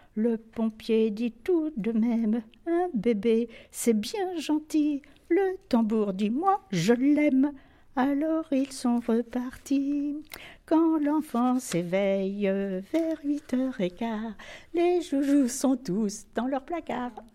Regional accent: Enghien-les-Bains, Île-de-France, France; Je suis née à Anguin en 1928

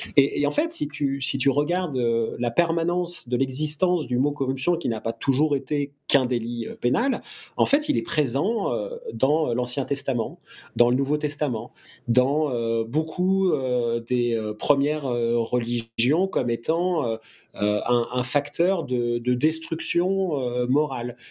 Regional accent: France; je suis français, que je travaille en France

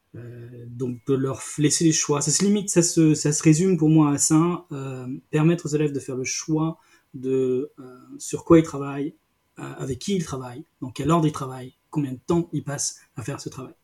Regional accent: Brittany, France; je suis breton, je suis en Bretagne, mais moi je suis un breton des terres

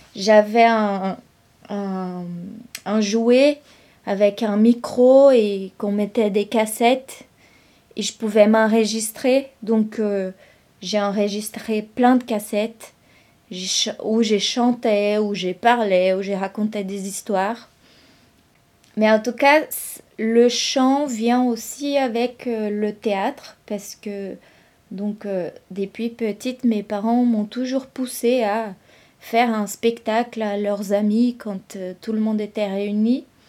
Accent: São Carlos, São Paulo, Brazil; first language Brazilian Portuguese; French is a second language; moved away as an adult; also born or lived in São José do Rio Preto / Londrina; now in Rennes, France; je suis née à São José do Rio Preto mais c'est une ville où j'ai jamais habité. En fait, j'ai grandi à San Carlos

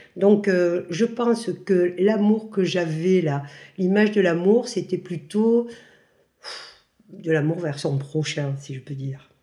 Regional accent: Marseille, Provence-Alpes-Côte d'Azur, France; moved away as an adult; now in Pont-en-Royan, France; je suis de Marseille, mais actuellement je vis depuis ce Covid à la campagne de Le Vercors, à Pont-en-Royan

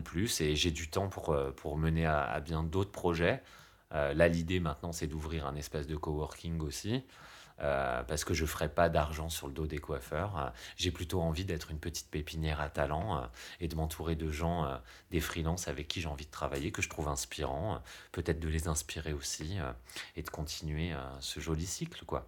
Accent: France; on est français

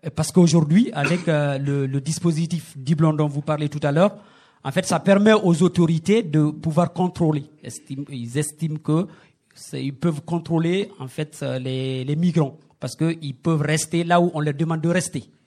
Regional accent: Guinea; moved away as an adult; now in France; chez nous en Guinée

